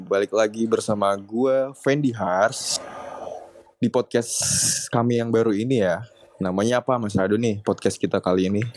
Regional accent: Blitar, East Java, Indonesia; lagi jalan-jalan kalau nggak salah ngelewatin kampung gue di Blitar

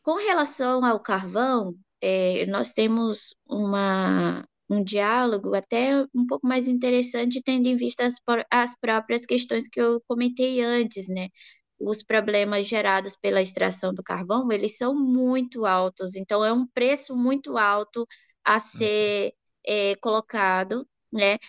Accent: Pará, Brazil; Eu venho do Pará, é, eu sou de uma região é, que passa por uma dinâmica, né, extensiva de extração mineral, que tem a sede da Vale

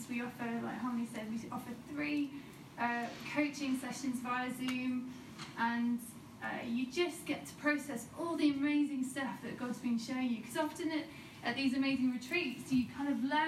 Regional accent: Leeds, Yorkshire and the Humber, United Kingdom; I'm from Leeds. I oversee the worship there at Leeds Vineyard

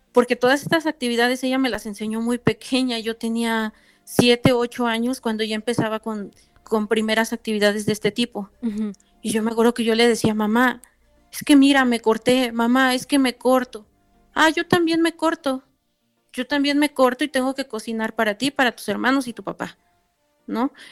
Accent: Tlaxcala, Mexico; soy del estado de Tlaxcala.

